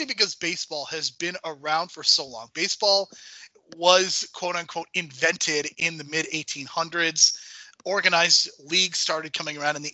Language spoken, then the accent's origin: English; Chicago, Illinois, United States; I grew up in Chicago, which is a haven for baseball